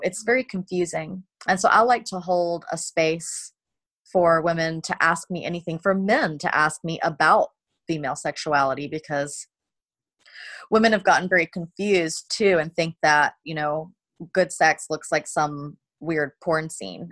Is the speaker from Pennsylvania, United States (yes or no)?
no; South Carolina, United States; I was raised in South Carolina in America